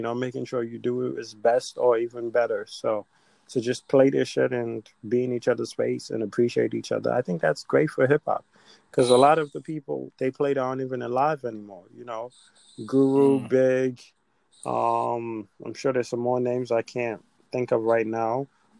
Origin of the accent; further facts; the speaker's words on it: Nigeria; And obviously, we're Nigerian, so we know the Nigerian clashes that are happening.